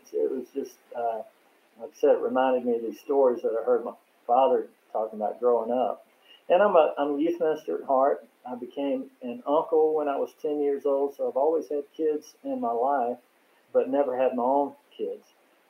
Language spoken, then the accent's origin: English; Mississippi, United States; it reminded me not so much of me growing up in Mississippi